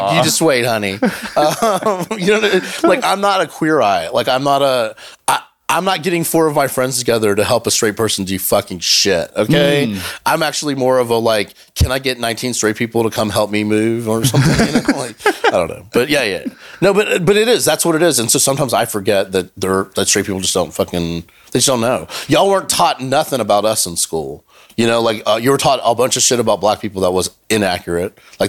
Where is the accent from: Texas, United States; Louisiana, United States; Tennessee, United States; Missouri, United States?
Louisiana, United States; born there; I was born in Louisiana. My mother's from Chile